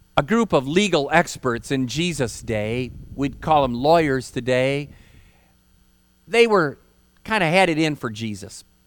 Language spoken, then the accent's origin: English; Holland, Michigan, United States; moved away; I hail from Michigan, proud Michigander. And I grew up in Holland, which is near Lake Michigan